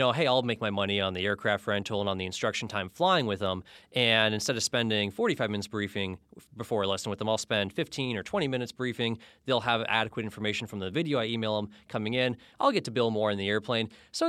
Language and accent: English; Florida, United States; now in Alaska, United States; I grew up in Florida, and that is why I still wear so many layers, although I technically live in Alaska now.